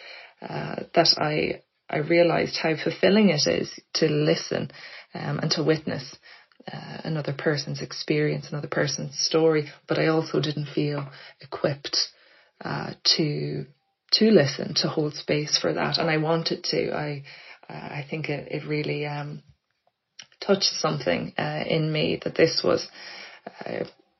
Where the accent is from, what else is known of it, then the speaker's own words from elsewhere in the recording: Blackrock, Leinster, Ireland; moved away as an adult; now in Dublin, Ireland; I grew up in Blackrock in County Louth.